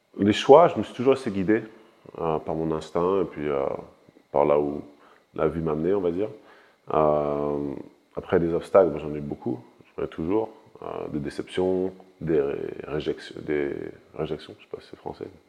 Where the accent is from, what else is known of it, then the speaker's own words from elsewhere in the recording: France; je suis né en France, j'ai grandi en France